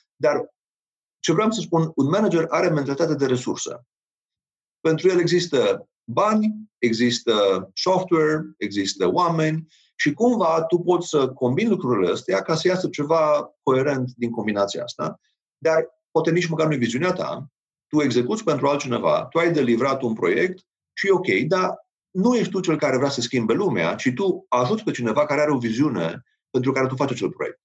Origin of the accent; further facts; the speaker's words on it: Romania; noi ca și români